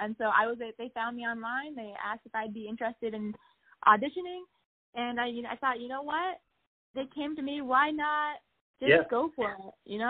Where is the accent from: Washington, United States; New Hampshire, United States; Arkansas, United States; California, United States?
New Hampshire, United States; my home state, New Hampshire.